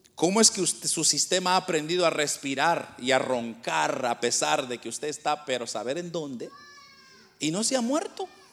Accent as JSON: {"language": "Spanish", "country": "Guatemala", "moved": "yes", "said": "nosotros somos de Guatemala, pero nosotros venimos de un lugar bien pobre, de, una aldea nosotros venimos"}